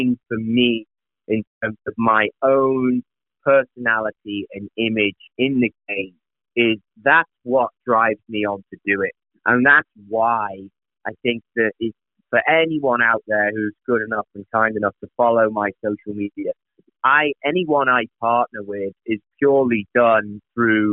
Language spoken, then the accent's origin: English; England, United Kingdom; now in California, United States; me being an Englishman